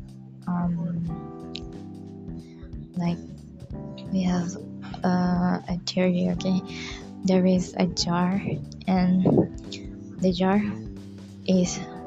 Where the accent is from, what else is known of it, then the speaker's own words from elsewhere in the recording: Pahang, Malaysia; I am from Pahang